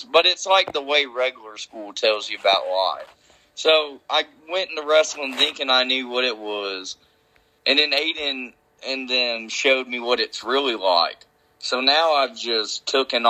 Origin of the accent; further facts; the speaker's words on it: United States; my hometown of Paulding County